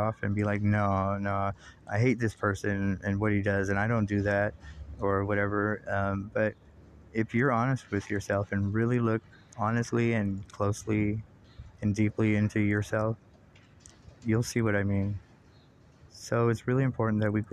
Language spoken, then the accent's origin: English; United States; as an American